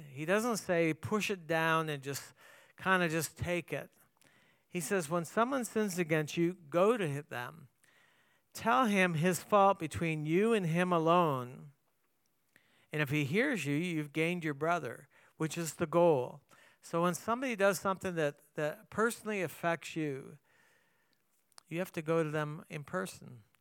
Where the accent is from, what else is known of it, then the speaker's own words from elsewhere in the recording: Canada; moved away; I grew up in Canada